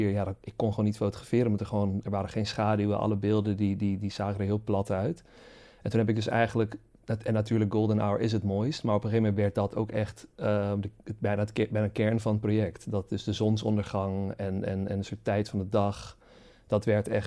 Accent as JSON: {"language": "Dutch", "country": "Curaçao", "tie": "born or raised there", "moved": "as an adult", "said": "Zeker, zeker, ja. Het is ook, uh, het is ook laat zeggen, op zich alles wat ik ook ken, eh, heeft zich ook daar natuurlijk afgespeeld."}